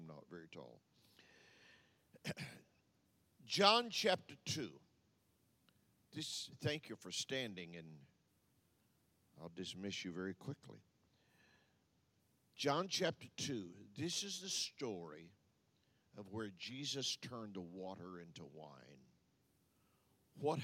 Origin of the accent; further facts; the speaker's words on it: Texas, United States; moved away; also born or lived in Louisiana / Michigan / Tampa, Florida; I'm from Texas